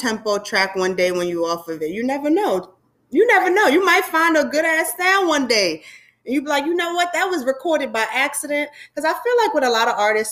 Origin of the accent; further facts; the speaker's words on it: New York, United States; I'm from New York